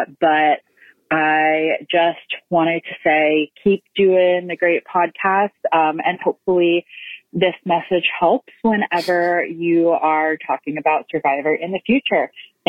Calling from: Memphis, Tennessee, United States; I'm calling from Memphis.

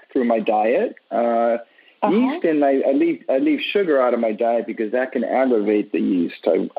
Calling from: Miami Beach, Florida, United States; I'm calling from Miami Beach, Florida.

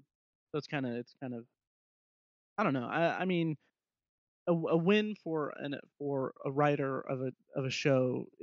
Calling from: Speedway, Indiana, United States; I'm talking here from Speedway, Indiana, so I have no idea how Hollywood works

